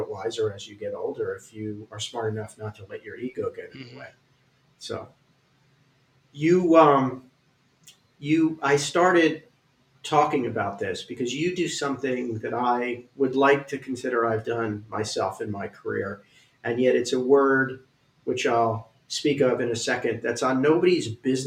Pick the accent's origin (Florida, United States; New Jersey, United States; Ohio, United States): Florida, United States; Miami; moved away; also born or lived in New York; I left home. I grew up in Miami. I moved to New York